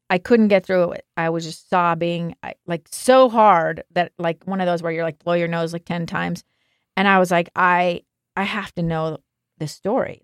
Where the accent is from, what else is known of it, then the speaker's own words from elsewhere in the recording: Alaska, United States; now in Salt Lake City, United States; I grew up in Alaska